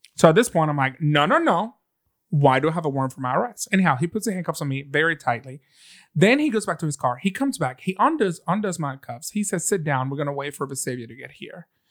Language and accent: English; Venezuela; now in Birmingham, United States; I'm from Venezuela. My green card is in the front of my car.